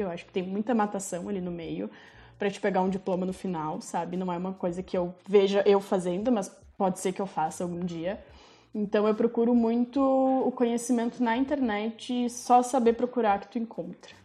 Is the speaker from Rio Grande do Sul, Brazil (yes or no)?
yes; Farroupilha, Rio Grande do Sul, Brazil; also born or lived in Cerro Largo; Eu nasci em Cerro Largo, que é na região das Missões, no interior, mas eu vim para cá com um ano de idade, então eu sou mais farroupilhense do que qualquer outra coisa